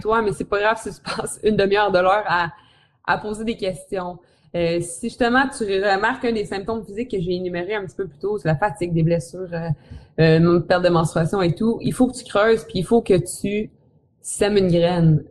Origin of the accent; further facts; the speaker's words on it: Quebec City, Quebec, Canada; je viens de Québec, Québec, Québec, la ville de Québec